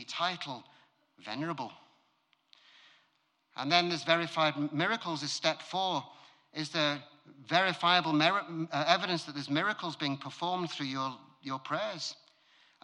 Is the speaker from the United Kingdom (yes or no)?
yes; United Kingdom; I'm British